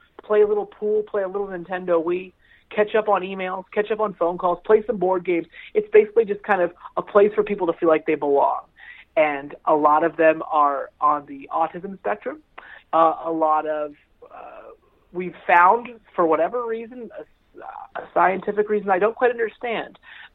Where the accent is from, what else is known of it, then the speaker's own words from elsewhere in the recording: Palmyra, Pennsylvania, United States; now in Lancaster, United States; I grew up in Palmyra. I live in Lancaster.